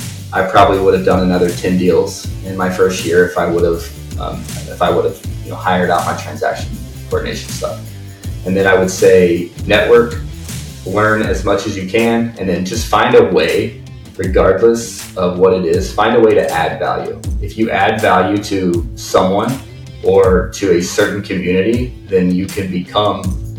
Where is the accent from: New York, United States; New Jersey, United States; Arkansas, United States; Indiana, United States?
Indiana, United States; My first house, when I bought it, I'm coming from Indiana. I didn't realize that there was a such thing as wetlands.